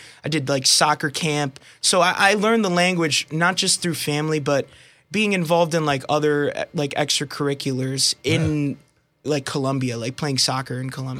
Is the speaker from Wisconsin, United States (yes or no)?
no; Pocono Medical Center, Pennsylvania, United States; I was born in Pocono Medical Center, believe it or not. But my parents are from, my mom is from Colombia and my dad is from Puerto Rico.